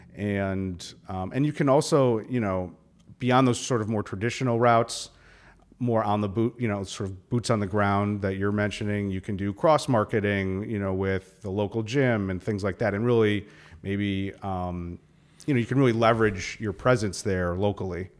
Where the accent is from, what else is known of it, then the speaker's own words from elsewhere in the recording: Milwaukee, Wisconsin, United States; I grew up in Milwaukee